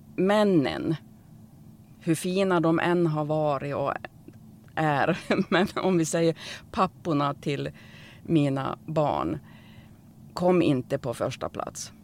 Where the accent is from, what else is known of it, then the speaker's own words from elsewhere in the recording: Norrland, Sweden; jag är ju från Norrland